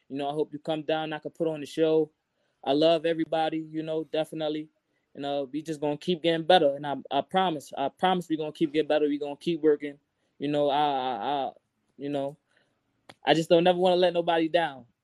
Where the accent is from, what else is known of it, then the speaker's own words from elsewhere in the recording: Brooklyn, New York, United States; I'm from Brooklyn.